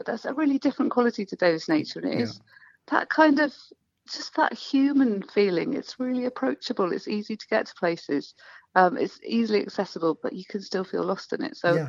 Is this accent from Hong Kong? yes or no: no; United Kingdom; I think it's interesting to think about it as a Brit, and I spend a lot of time indoors, and if it's raining I don't go outside.